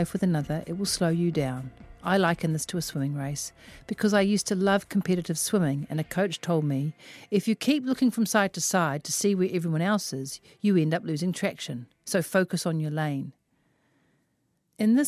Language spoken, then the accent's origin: English; Auckland, New Zealand; also born or lived in Melbourne, Australia; I am from West Auckland